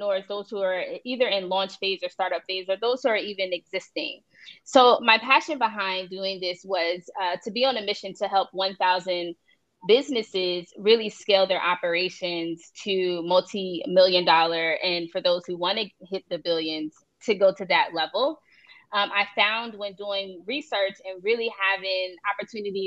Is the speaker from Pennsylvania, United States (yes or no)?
yes; Philadelphia, Pennsylvania, United States; now in Miami, United States; I'm originally from Philadelphia. I currently live in Miami, Florida